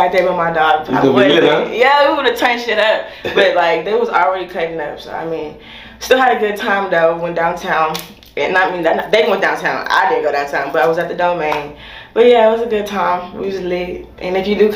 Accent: Austin, Texas, United States; also born or lived in a small town (unnamed); I was born in Austin, moved to a small town, but Austin, Texas baby, that's what I am.

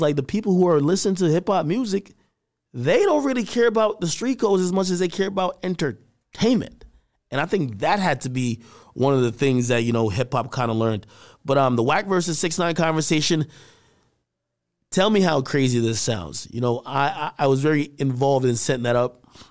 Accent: Jamaica; moved away; my family from a third world country, Jamaica, and I was born there

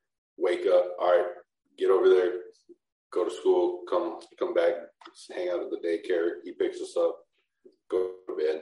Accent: Portland, Oregon, United States; this area called Rockwood, where I'm from. I'm from Portland, Oregon

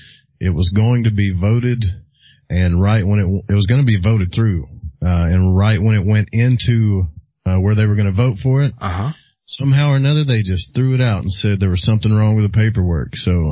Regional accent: Little Rock, Arkansas, United States; accent: southern; I'm down here in the South. I'm in the sticks. I am from Little Rock, Arkansas.

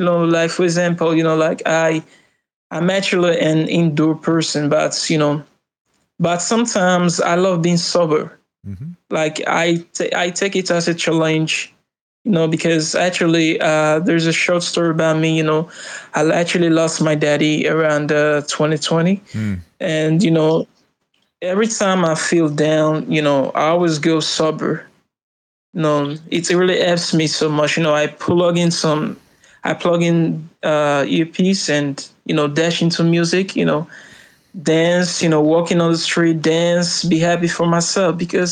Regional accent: Nigeria; I'm from Nigeria.

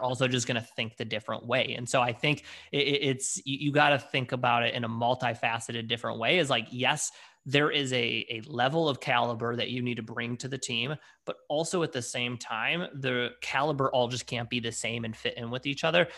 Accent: Detroit, Michigan, United States; also born or lived in Washington, D.C.; originally born and bred in, in Detroit

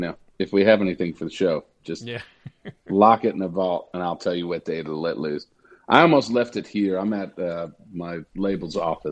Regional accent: New Jersey, United States; So I'm originally from New Jersey.

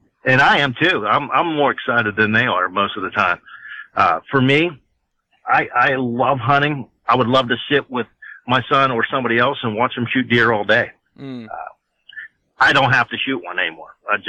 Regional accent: Pennsylvania, United States; we're from Pennsylvania too, so most people from Pennsylvania will understand this.

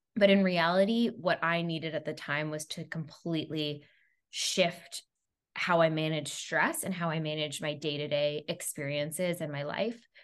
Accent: Montreal, Quebec, Canada; also born or lived in New York; I'm originally from Montreal, Canada

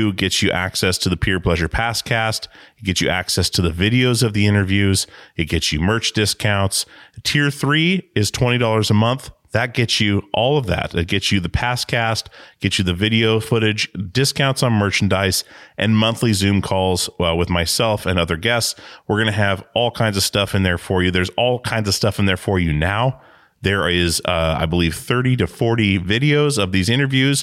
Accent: Alaska, United States; now in Portland, United States; I grew up on a small island in Alaska

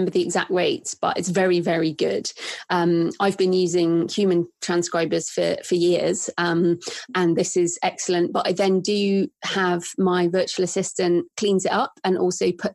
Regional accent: England, United Kingdom; I'm very English.

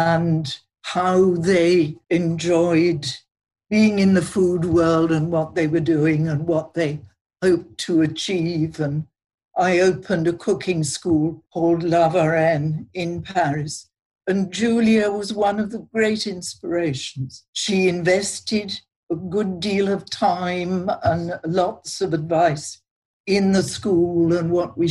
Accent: Yorkshire and the Humber, United Kingdom; moved away; I come from Yorkshire.

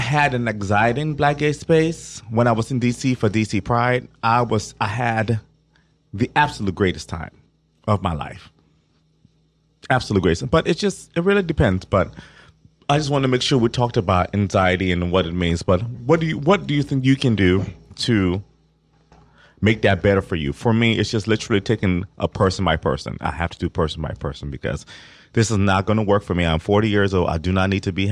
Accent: Ohio, United States; growing up in Ohio

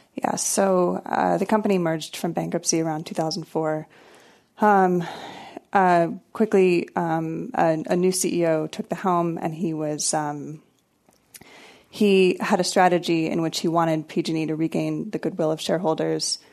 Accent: Maryland, United States; moved away as an adult; also born or lived in North Carolina / Texas; I grew up in Maryland

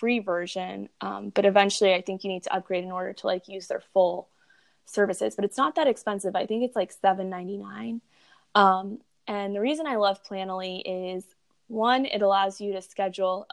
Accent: Texas, United States; I'm from Texas

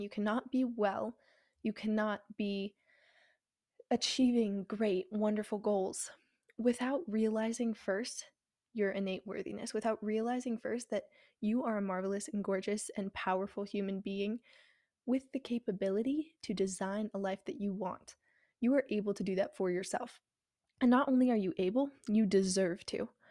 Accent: New Mexico, United States; moved away as an adult; now in Texas, United States; I go to school in Texas, and I am originally from New Mexico

